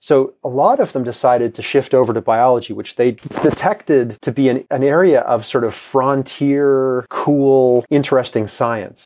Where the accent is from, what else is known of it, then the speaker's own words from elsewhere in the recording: Toronto, Ontario, Canada; now in Kansas, United States; the block that I grew up on in Toronto